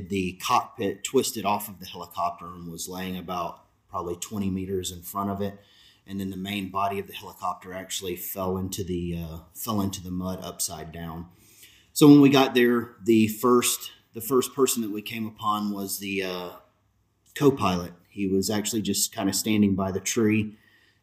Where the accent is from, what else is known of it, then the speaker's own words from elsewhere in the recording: Alabama, United States; moved away; I was from Alabama.